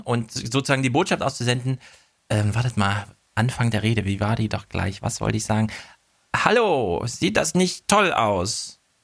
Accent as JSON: {"language": "German", "region": "Thuringia", "country": "Germany", "also_born_or_lived": "North Rhine-Westphalia", "moved": "as an adult", "lives_now": "Frankfurt, Germany", "said": "ich komme ja aus Thüringen, habe in NRW studiert"}